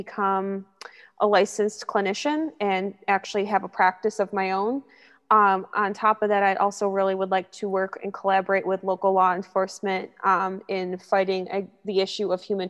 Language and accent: English; Syracuse, New York, United States; moved away as an adult; now in Rochester, United States; I'm from Syracuse, New York, born and raised